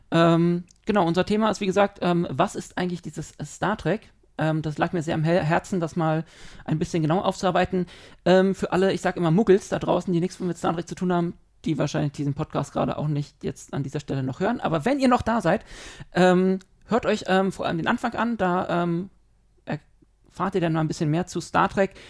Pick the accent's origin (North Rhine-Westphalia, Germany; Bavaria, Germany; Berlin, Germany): Berlin, Germany; Wir sind Berliner